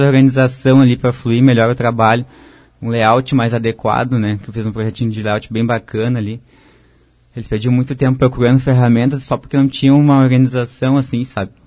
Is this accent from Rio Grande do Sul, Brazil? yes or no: yes; Porto Alegre, Rio Grande do Sul, Brazil; moved away as an adult; also born or lived in Blumenau; Eu sou de Porto Alegre